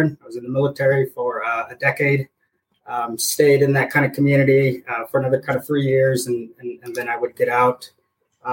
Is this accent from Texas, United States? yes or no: no; Denver, Colorado, United States; also born or lived in San Diego, California; But I would grow up in Colorado